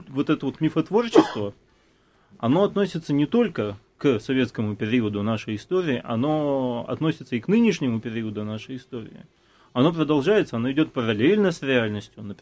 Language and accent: Russian; Latvia; now in Russia; после переезда э, в Россию мне пришлось достаточно... Я, я из Латвии. Латвия страна Европейского Союза